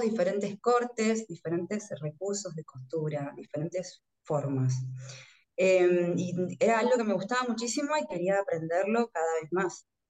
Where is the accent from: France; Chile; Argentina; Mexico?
Argentina; Orán, Salta; moved away as an adult; now in Buenos Aires, Argentina; yo soy de Orán, que es el norte de la provincia de Salta, como mucha gente del interior que tiene que viajar para estudiar. Eh, me vine a vivir acá a Buenos Aires